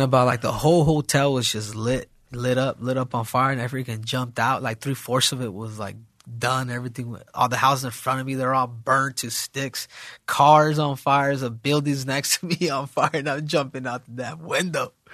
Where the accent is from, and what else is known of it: Arizona, United States; born or raised there; also born or lived in South Central, Los Angeles, California